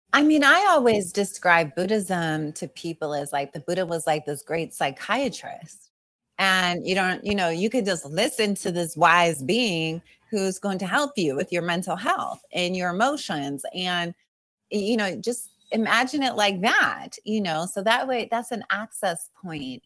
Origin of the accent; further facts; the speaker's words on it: Long Beach, California, United States; I grew up and, uh, I was born in East Long Beach